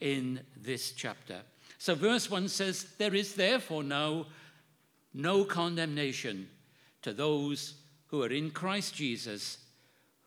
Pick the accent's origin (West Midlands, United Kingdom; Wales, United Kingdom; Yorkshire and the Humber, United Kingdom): Wales, United Kingdom; my hometown in Wales